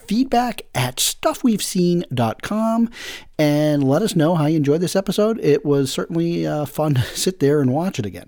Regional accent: New England, United States; we're from New England

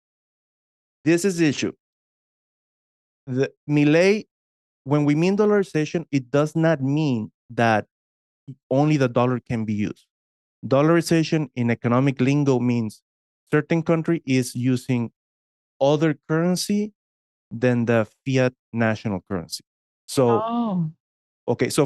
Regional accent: Texas, United States; I'm from Texas

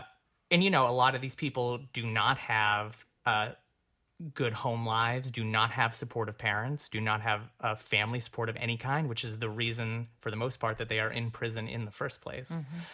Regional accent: New York, United States; I came from New York. And the 2 years before I moved here, I was working as a director, which was fantastic.

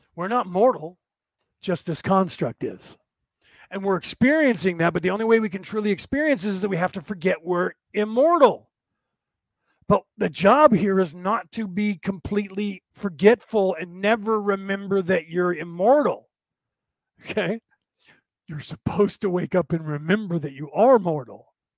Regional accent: United States; I was born in America

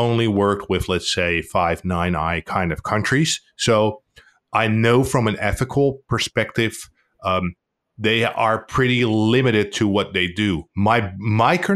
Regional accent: Netherlands; I'm from the Netherlands.

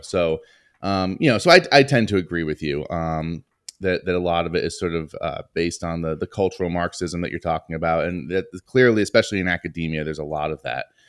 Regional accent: Northeast, United States; growing up in the Northeast

